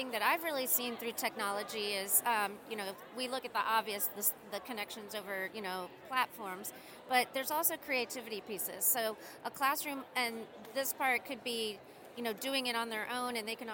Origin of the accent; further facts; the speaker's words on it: United States; I'm an American in the United States